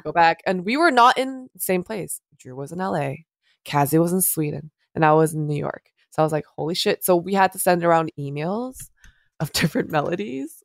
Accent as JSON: {"language": "English", "country": "South Korea", "tie": "born or raised there", "moved": "yes", "said": "I was born and raised in Korea"}